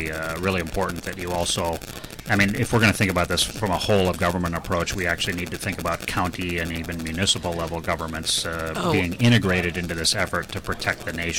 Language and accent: English; Minnesota, United States; I'm from Minnesota.